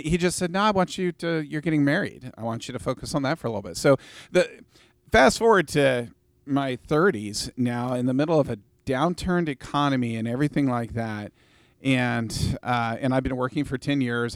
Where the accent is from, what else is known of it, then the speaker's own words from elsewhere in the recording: Vancouver, Washington, United States; I grew up in Vancouver, Washington